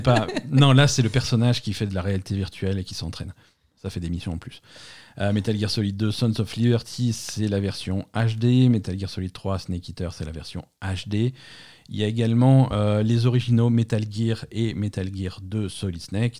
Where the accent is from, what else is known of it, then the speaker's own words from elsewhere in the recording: France; chez nous en France